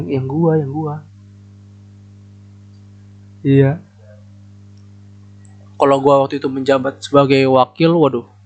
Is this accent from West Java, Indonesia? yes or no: yes; Bekasi, West Java, Indonesia; born there; gue bukan anak daerah wes itu kebanggaan gue sumpah gue bukan anak daerah aja